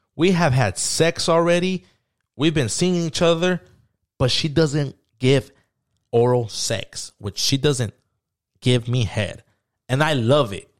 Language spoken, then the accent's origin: English; San Diego, California, United States; I grew up in San Diego